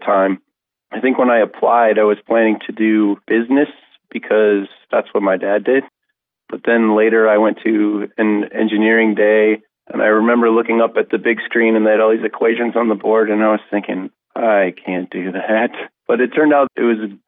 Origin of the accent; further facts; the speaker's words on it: Sioux Falls, South Dakota, United States; moved away as an adult; also born or lived in Cleveland, Ohio / Orange City, Iowa; now in Sioux Falls, United States; I grew up in Sioux Falls, South Dakota